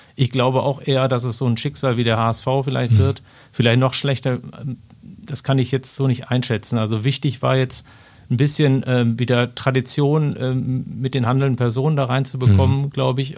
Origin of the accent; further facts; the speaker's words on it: Ruhr area, North Rhine-Westphalia, Germany; ich komme zwar aus dem Ruhrgebiet